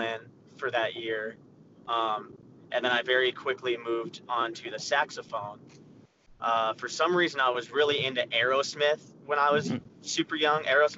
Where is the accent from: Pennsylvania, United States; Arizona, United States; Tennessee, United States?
Arizona, United States; I'm from Arizona, and at the time we had a website called AZ Punk